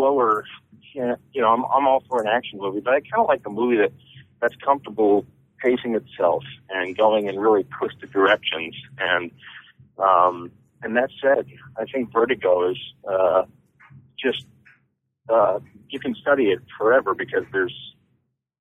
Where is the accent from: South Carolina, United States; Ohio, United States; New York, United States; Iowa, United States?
Ohio, United States; Toledo; growing up in Toledo